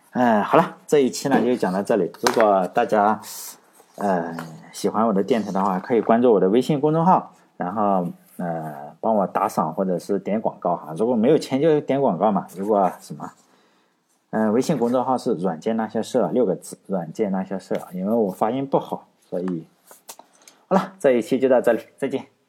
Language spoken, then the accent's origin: Chinese; China; 我们中国人的思维不能够套用在那里